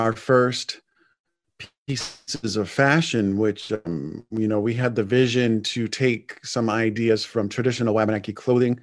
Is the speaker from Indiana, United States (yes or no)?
no; Indian Island, Maine, United States; we grew up together on Indian Island